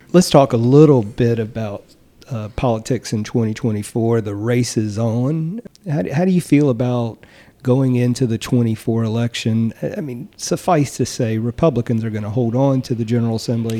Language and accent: English; Eastern North Carolina, United States; I'm from Eastern North Carolina